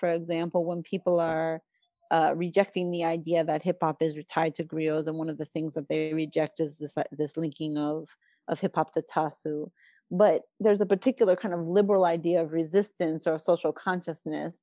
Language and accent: English; New Jersey, United States; I'm not Italian, but I grew up in New Jersey